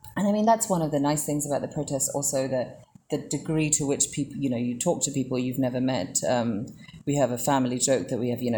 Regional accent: Sri Lanka

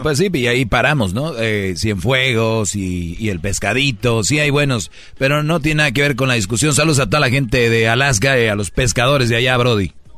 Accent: Mexico; todos somos paisanos y somos de México

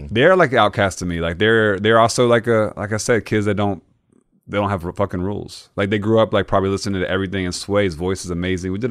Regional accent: Mississippi, United States; that show gave me a lot of faith in Mississippi because I mean I'm from Mississippi.

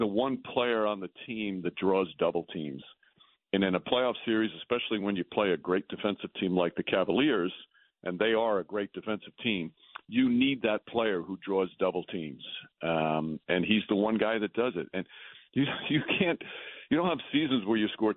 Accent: New York, United States; I'm from New York my whole life.

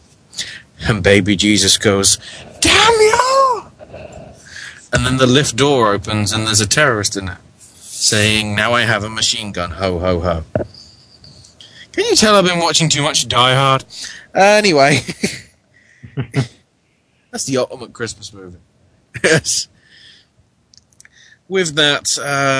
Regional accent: United Kingdom; now in United States; I'm British

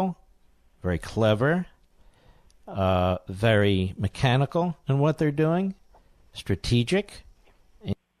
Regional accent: Philadelphia, Pennsylvania, United States; Philadelphia, Pennsylvania, the great WPHT

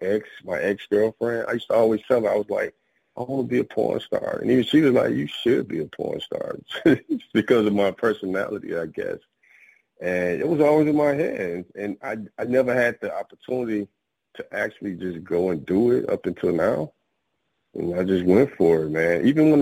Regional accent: Jackson, Mississippi, United States; moved away as an adult; I am originally from Jackson, Mississippi, man. I've been, you know, I was in the military, so I've kind of like been all over. But that is where I was originally born, in Jackson, Mississippi.

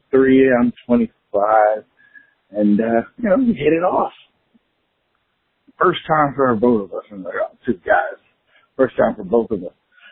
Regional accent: Virginia, United States; We're from Virginia. Coastal Virginia, home of the Vicks and Aaron Brookses and great football talent.

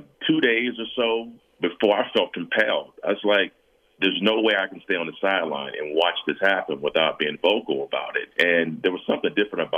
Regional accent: San Diego, California, United States; moved away as an adult; also born or lived in Denver; now in Los Angeles, United States; my hometown of San Diego

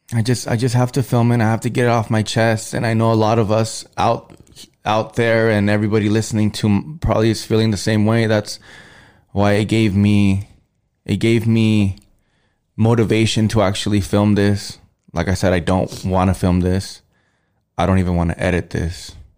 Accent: Los Angeles, California, United States; I was from Los Angeles

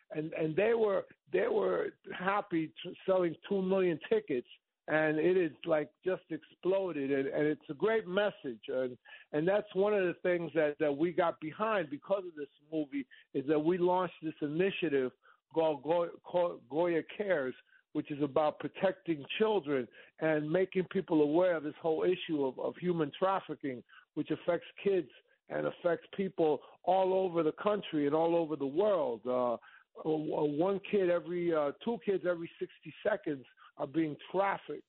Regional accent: New York, United States; as a kid uh, going to Jones Beach

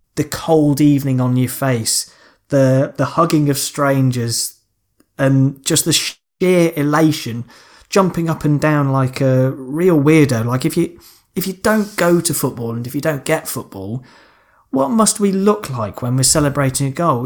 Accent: Lancashire, North West England, United Kingdom; I was born in Lancashire

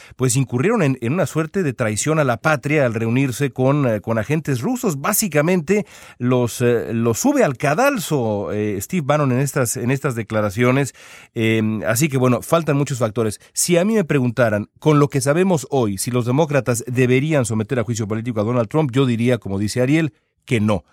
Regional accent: Mexico; now in Los Angeles, United States; nosotros que somos mexicanos

